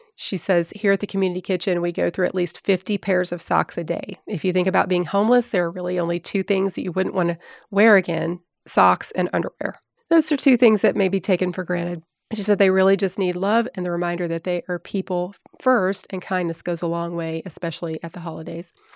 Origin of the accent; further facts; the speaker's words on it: Tennessee, United States; I'm from Tennessee, but I'm not from that area.